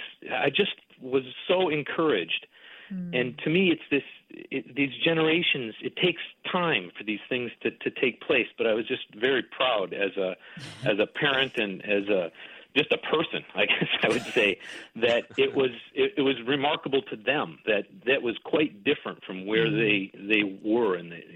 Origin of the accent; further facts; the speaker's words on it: Wisconsin, United States; moved away; I grew up in Wisconsin